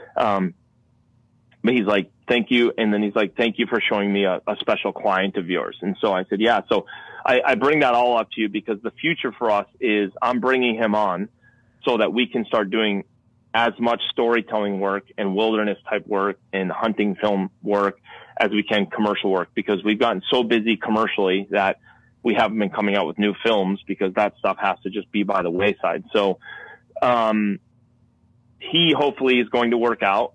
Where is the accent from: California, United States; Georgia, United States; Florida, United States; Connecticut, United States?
Connecticut, United States; I'm born and raised in Connecticut